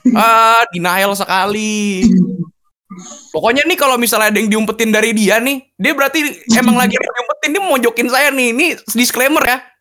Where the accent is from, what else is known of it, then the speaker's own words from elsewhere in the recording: Jakarta, Indonesia; daerah terkeren nih, daerah saya, Tomang